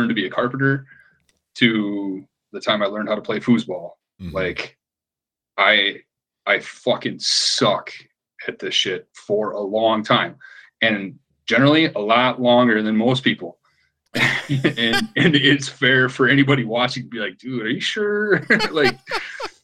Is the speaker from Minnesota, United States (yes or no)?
yes; Minnesota, United States; now in Portland, United States; And even here in Portland, people know I'm from Minnesota